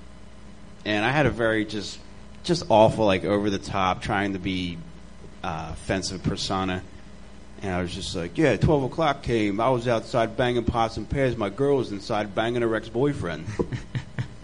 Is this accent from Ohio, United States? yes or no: no; Delaware County, Pennsylvania, United States; I'm from Delaware County